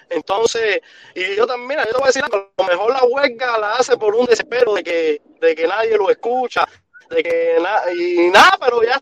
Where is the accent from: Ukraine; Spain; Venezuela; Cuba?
Cuba; nosotros somos cubanos